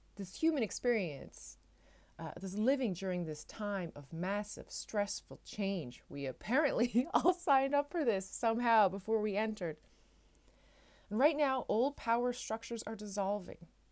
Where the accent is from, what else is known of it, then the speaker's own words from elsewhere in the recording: Newfoundland and Labrador, Canada; now in Netherlands; I am a Newfoundlander and Canadian coming to you from a city just south of Amsterdam, uh, in the Netherlands